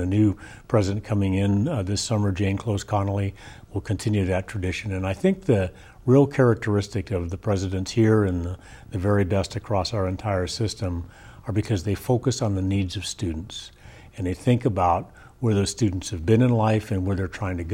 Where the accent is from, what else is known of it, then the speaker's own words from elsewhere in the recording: Argentina; also born or lived in Northern California; now in United States; I'm an immigrant from Argentina, first in my family to go beyond high school